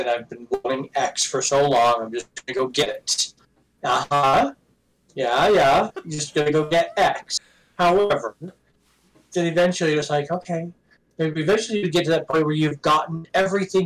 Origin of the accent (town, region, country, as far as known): Utah, United States; born or raised there